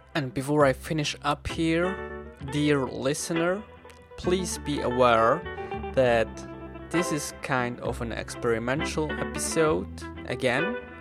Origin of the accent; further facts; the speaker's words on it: Switzerland; English is a second language; I am an English learner from Switzerland